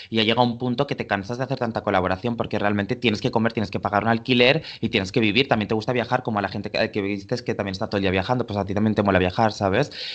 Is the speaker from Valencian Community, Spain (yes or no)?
yes; Valencia, Valencian Community, Spain; born or raised there; now in Barcelona, Spain